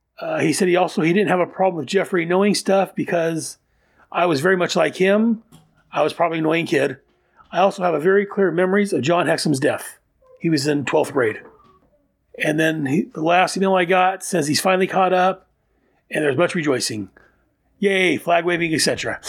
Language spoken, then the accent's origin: English; Lower Sackville, Nova Scotia, Canada; Oh, and I grew up in Lower Saxville, Nova Scotia, Canada, near Halifax.